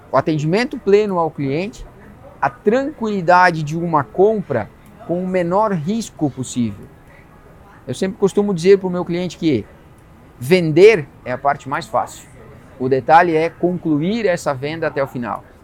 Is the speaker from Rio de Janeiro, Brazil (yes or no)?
no; Passo Fundo, Rio Grande do Sul, Brazil; now in Balneário Camboriú, Brazil; De Passo Fundo, vim de Passo Fundo